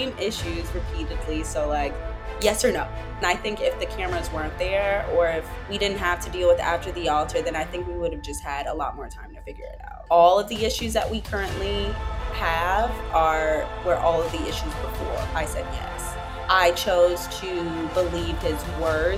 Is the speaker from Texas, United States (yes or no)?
no; Atlanta, Georgia, United States; Yeah, I grew up in Atlanta, Georgia. Well, more metro Atlanta.